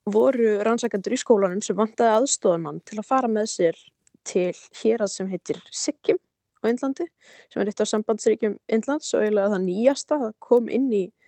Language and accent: Icelandic; Iceland; also born or lived in United States / India; ég var alveg upp hér á Íslandi og hafði búið nokkur ári bandaríkunum